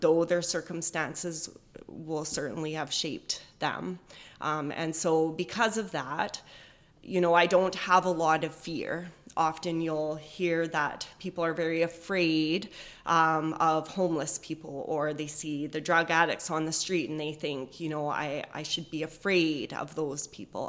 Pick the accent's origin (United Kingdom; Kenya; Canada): Canada; Edmonton, Alberta; now in Chilliwack, Canada; I grew up in Edmonton